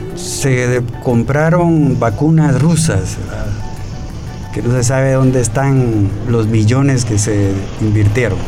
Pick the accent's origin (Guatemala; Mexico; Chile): Guatemala; como guatemaltecos